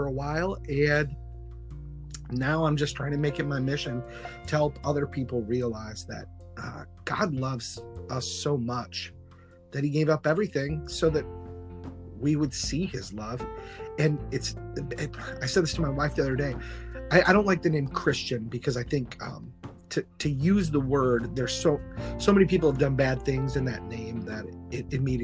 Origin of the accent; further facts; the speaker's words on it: Kalamazoo, Michigan, United States; moved away; my hometown, Kalamazoo, Michigan